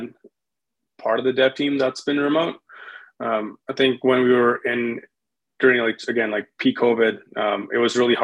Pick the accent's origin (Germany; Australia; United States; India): India; also born or lived in Winnipeg, Canada; now in Calgary, Canada; I'm from India.